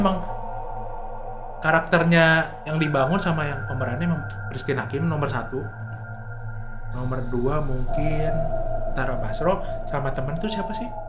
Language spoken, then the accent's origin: Indonesian; Java, Indonesia; gue Jawa